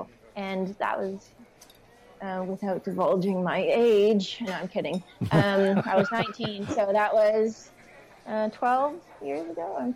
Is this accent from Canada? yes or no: yes; Vancouver, British Columbia, Canada; moved away as an adult; now in Oman; I am from Vancouver, Canada, originally, born and raised.